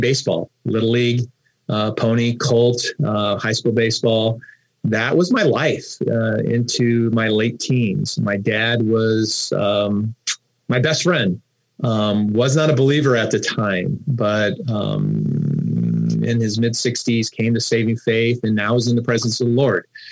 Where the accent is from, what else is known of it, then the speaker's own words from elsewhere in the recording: Los Angeles, California, United States; also born or lived in Fort Collins, Colorado; I grew up in the San Fernando Valley and specifically wow. the Granada Hills area